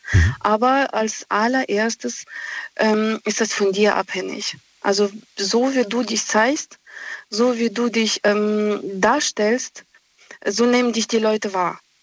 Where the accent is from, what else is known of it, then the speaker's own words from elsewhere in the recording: Russia; now in Germany; ich komme aus Russland. Mhm. Aus Russland selbst